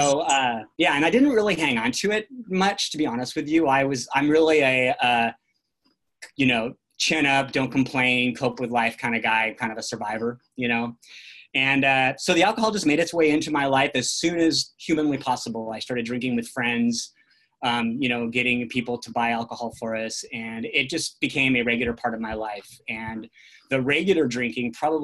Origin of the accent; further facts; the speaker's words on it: California, United States; I grew up in the National Forest in California